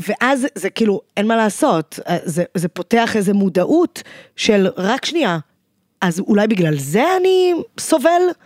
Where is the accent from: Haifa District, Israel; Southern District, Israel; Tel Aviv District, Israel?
Haifa District, Israel; Zikhron Ya'akov; גדלתי בזיכרון, מרוקאית